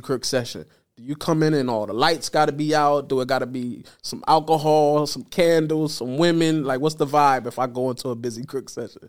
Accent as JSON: {"language": "English", "region": "Delaware", "country": "United States", "moved": "as an adult", "said": "I'm from Delaware originally"}